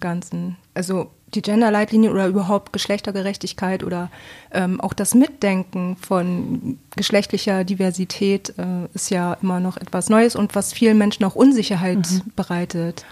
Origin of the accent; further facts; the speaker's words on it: Bremen, Germany; now in Bremerhaven, Germany; Ich komme aus Bremen, also nicht ursprünglich, aber ich wohne hier schon eigentlich mein Leben lang